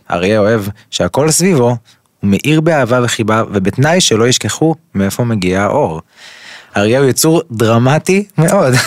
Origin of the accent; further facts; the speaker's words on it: Kfar Saba, Central District, Israel; אני גדלתי בכפר סבא, ברחוב אה, יבנה, בשיכון המזרח